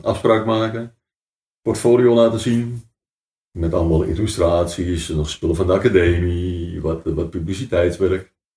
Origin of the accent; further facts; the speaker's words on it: Amstelveen, North Holland, Netherlands; we zijn eigenlijk groot geworden in het oude gedeelte van Amstelveen